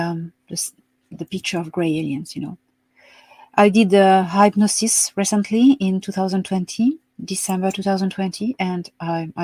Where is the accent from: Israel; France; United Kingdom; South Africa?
France; Marseille, Provence-Alpes-Côte d'Azur; moved away as an adult; also born or lived in Paris / West of Ireland; now in Ireland; I was born in Marseille, south of France. And yes, dans le Midi. Mm-hmm. And I grew up there until the age of 18